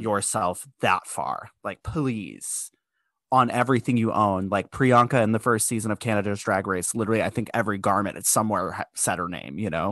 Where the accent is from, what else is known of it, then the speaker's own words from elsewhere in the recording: United States; I'm American